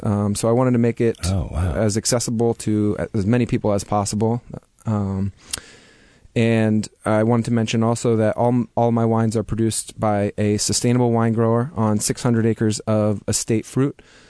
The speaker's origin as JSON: {"language": "English", "region": "East Coast", "country": "United States", "also_born_or_lived": "California", "said": "Even though I'm from the East Coast, I used to live in California, and I consider myself a really laid-back kind of guy."}